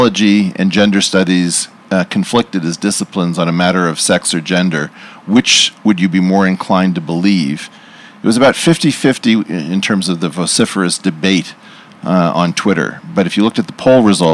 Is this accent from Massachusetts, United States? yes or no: no; Los Angeles, California, United States; moved away as an adult; I grew up in Los Angeles and left about 36 years ago